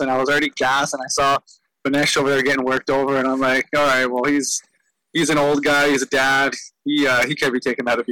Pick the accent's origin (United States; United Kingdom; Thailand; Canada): Canada; Ladner, British Columbia; growing up in Ladner, especially in lacrosse